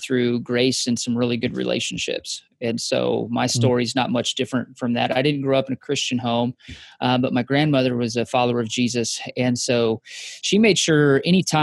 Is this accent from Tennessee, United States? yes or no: no; Wyoming, United States; moved away as an adult; also born or lived in Kansas; I grew up in Wyoming